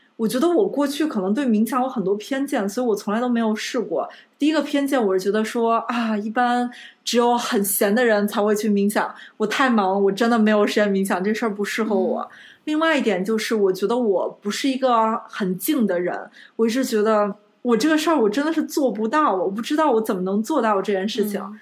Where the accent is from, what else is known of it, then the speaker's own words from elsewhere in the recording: Beijing, China; moved away as an adult; also born or lived in Fuzhou; 我在北京海淀长大